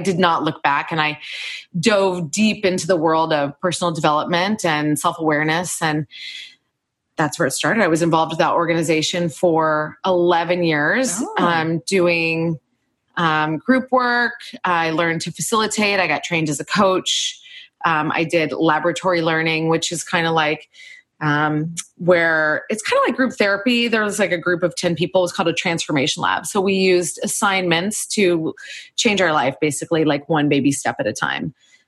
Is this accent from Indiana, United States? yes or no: yes; Indianapolis, Indiana, United States; now in Chicago, United States; So geographically, I'm from the Midwest. I grew up in Indianapolis, Indiana. And then I moved to Chicago right after college, which was where my real life began.